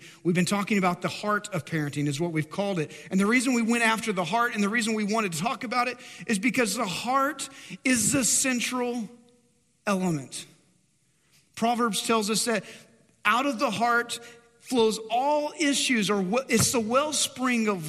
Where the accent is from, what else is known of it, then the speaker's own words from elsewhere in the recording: Dumas, Texas, United States; moved away; go back to my hometown, Dumas, north of Amarillo, and so the Texas Panhandle